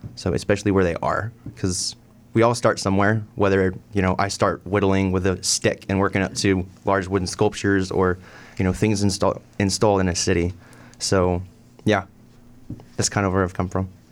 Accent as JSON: {"language": "English", "town": "Irving", "region": "Texas", "country": "United States", "also_born_or_lived": "Denton, Texas", "moved": "yes", "lives_now": "Cleveland, United States", "said": "I'm originally from Irving, Texas."}